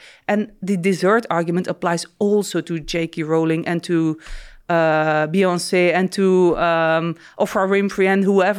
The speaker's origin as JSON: {"language": "English", "country": "Belgium", "tie": "born there", "said": "No, so I was born in Belgium and officially raised as a Catholic."}